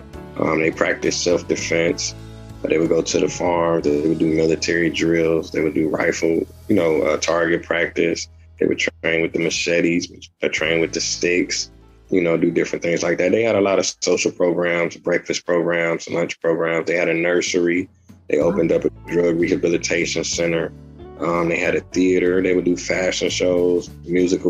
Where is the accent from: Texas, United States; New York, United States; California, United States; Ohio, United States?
Ohio, United States; Cleveland; moved away; Yeah, I'm from Cleveland, Ohio. I was born and raised in Cleveland.